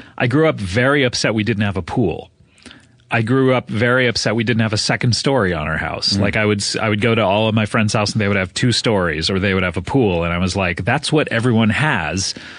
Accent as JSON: {"language": "English", "region": "California", "country": "United States", "tie": "born or raised there", "said": "Growing up in Orange County, for your listeners, it is kind of a rich pocket of California. It's a little bit south of Los Angeles."}